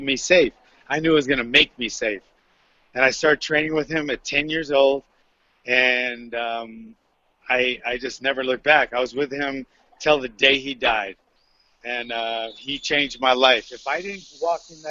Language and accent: English; Honolulu, Hawaii, United States; Like anybody from Hawaii, I'm from Kaimuki, like the end of Kaimuki.